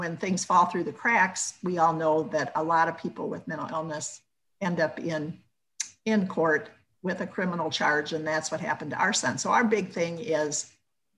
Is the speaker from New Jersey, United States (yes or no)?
no; Minnesota, United States; I'm the one from Minnesota